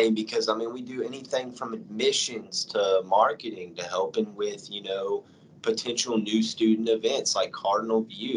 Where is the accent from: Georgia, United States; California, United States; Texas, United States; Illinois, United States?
Texas, United States; Port Neches; I'm from Port Neches, so I didn't grow up far from here